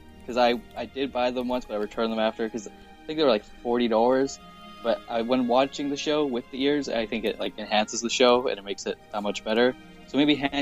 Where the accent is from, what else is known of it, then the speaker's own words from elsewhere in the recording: Vancouver, British Columbia, Canada; I'm from Vancouver, so just right across the border by Washington.